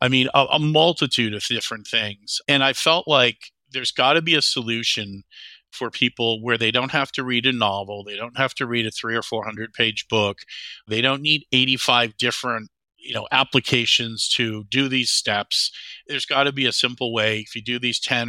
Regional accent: Whitefish Bay, Wisconsin, United States; moved away as an adult; also born or lived in Charleston, South Carolina / Madison, Wisconsin; I grew up in Whitefish Bay is a suburb of Milwaukee. So I grew up there

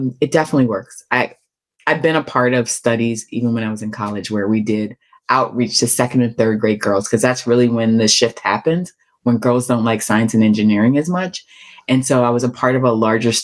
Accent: Baltimore, Maryland, United States; I grew up in Baltimore, in a very rough time in Baltimore's history

